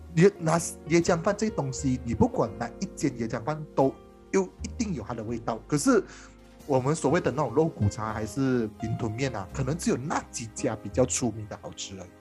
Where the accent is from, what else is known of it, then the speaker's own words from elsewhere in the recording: Malaysia; 我们马来西亚人超爱吃